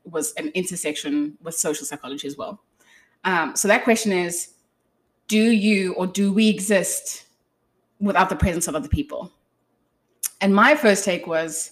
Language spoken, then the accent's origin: English; South Africa; I failed at being South African